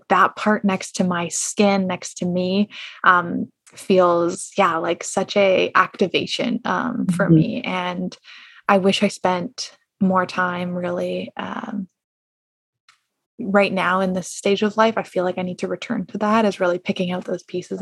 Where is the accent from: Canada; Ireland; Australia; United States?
Canada; I'm Canadian